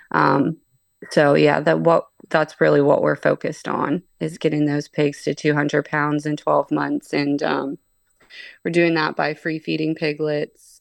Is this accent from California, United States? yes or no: no; Pittsburgh, Pennsylvania, United States; moved away as an adult; now in Ohio, United States; I'm actually from Pittsburgh, P